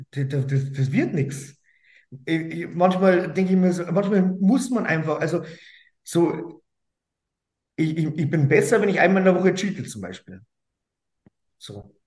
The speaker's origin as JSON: {"language": "German", "town": "Straubing", "region": "Bavaria", "country": "Germany", "said": "ich komme aus Straubing"}